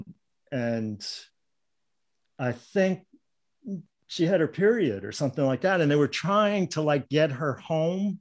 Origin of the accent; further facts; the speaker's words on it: Long Island, New York, United States; now in Northern California, United States; I grew up in Long Island, the North Shore of Long Island.